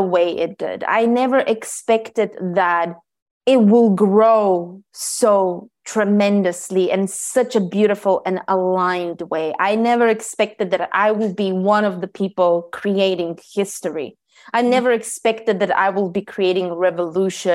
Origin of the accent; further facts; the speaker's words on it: Bulgaria; I was born in Bulgaria